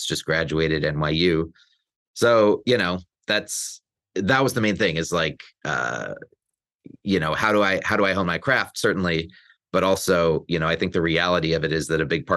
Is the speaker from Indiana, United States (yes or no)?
no; Olympia, Washington, United States; moved away as an adult; also born or lived in New York; now in Los Angeles, United States; I hail from Olympia, Washington. I grew up there. My spent my whole childhood there